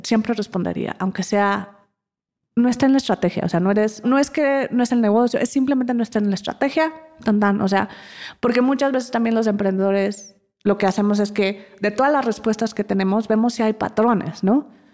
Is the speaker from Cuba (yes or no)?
no; Mexico; moved away as an adult; also born or lived in London; como mexicanos